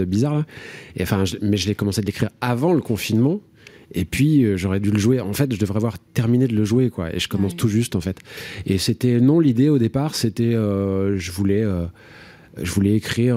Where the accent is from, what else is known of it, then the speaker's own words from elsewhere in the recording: Marzy, Bourgogne-Franche-Comté, France; moved away as an adult; also born or lived in Garchizy / Fourchambault / Paris; j'ai grandi dans la Nièvre, j'y habite plus depuis plus de 20 ans maintenant